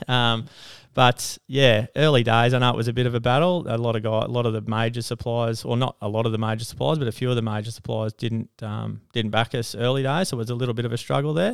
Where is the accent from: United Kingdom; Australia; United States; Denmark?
Australia; Toowoomba, Queensland; I come from Toowoomba, so I'm pretty much born and bred in Toowoomba.